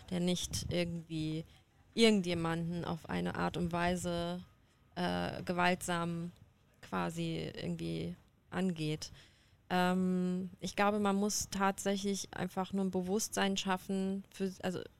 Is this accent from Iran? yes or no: yes; Iran; Also ich bin ja Iranerin. Und ich bin auch im Iran unterwegs